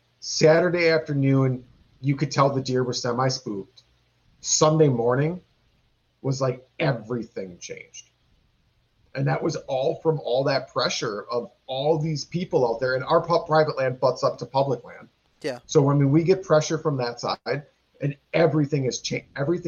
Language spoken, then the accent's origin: English; Wisconsin, United States; And yeah, we are from Wisconsin. It's a big drinking state.